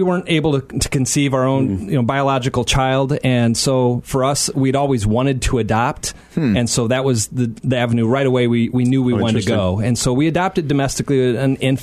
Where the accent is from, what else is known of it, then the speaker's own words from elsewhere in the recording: Aurora, Illinois, United States; I grew up in Aurora, not too far from here.